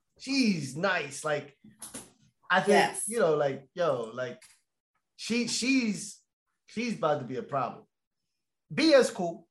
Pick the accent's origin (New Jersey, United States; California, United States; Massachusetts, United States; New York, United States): Massachusetts, United States; Boston; we're from Boston. Boston.